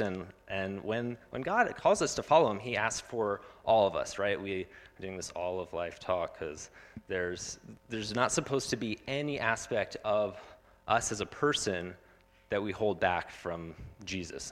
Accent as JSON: {"language": "English", "town": "Phoenix", "region": "Arizona", "country": "United States", "tie": "born or raised there", "said": "I grew up in Phoenix, and I had no idea that there were refugees living next to me"}